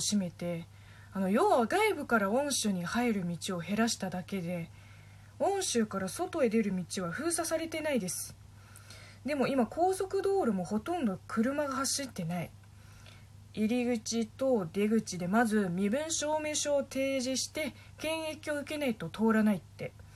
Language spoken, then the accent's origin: Japanese; Linhai, Zhejiang, China; Japanese is a second language; now in Japan; うちの地元の臨海市も、えっと、大衆市の中の一つの区みたいなもん